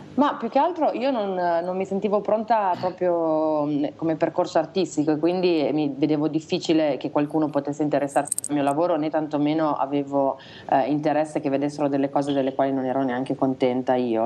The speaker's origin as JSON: {"language": "Italian", "town": "Reggio Emilia", "region": "Emilia-Romagna", "country": "Italy", "tie": "born or raised there", "moved": "yes", "lives_now": "Milan, Italy", "said": "Siamo, siamo, nati tutti e due a Reggio Emilia"}